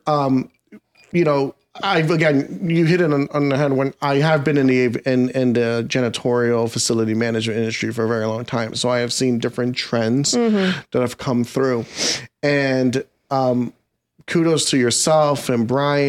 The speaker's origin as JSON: {"language": "English", "region": "New England", "country": "United States", "tie": "born or raised there", "also_born_or_lived": "Miami, Florida", "said": "being born in Miami, but raised in New England"}